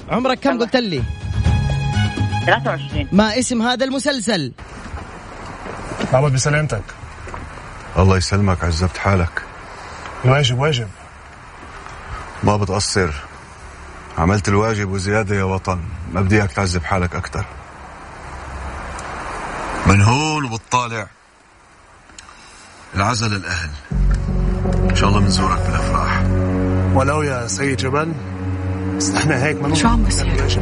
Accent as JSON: {"language": "Arabic", "town": "Jeddah", "region": "Makkah Province", "country": "Saudi Arabia", "lives_now": "Jazan, Saudi Arabia", "said": "انا من جده بس حاليا بجازان"}